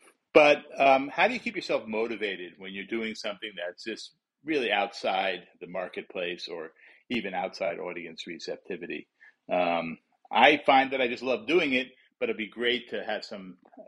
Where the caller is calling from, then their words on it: Oakland, California, United States; from Oakland, California.